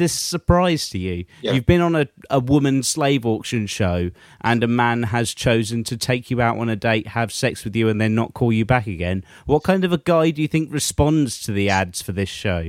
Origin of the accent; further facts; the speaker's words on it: England, United Kingdom; we're English